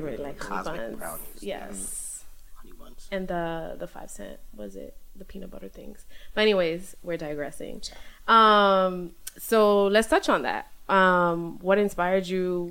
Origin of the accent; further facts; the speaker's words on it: New York City, New York, United States; I grew up in Midwood